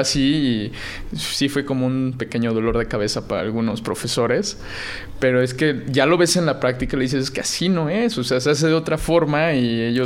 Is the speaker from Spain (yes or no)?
no; Puebla, Mexico; yo soy de Puebla